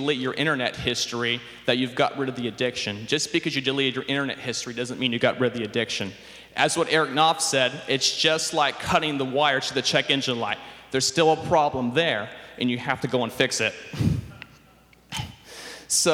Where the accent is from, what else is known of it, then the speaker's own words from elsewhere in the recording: Sacramento, California, United States; I grew up here in the Sacramento area